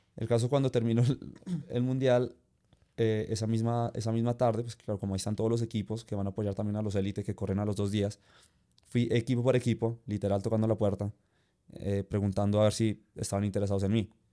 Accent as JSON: {"language": "Spanish", "town": "Zipaquirá", "region": "Cundinamarca", "country": "Colombia", "said": "soy de Zipaquirá"}